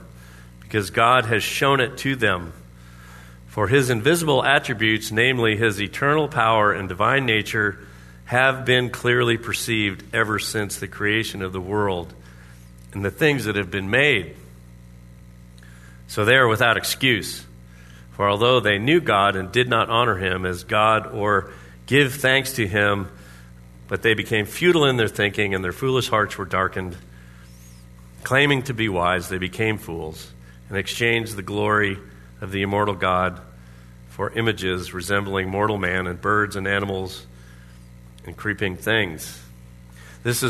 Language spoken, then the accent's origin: English; Orlando, Florida, United States; now in Anchorage, United States; Everyone had pools. Has pools in Orlando, Florida